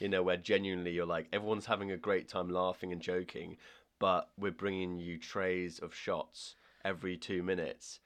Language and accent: English; Ireland; I'm Irish